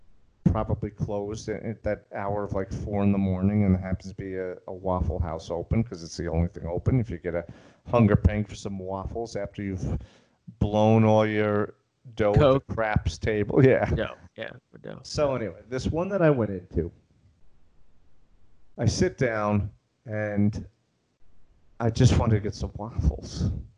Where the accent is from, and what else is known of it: Long Island, New York, United States; moved away as an adult; also born or lived in Manhattan / Little Rock